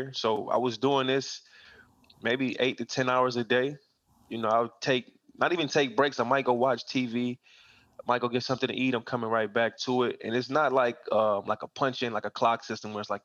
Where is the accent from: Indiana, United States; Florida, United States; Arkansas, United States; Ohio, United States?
Ohio, United States; Akron; I grew up in Akron, Ohio. When I was 13, I moved to Akron to live with my dad and his side of the family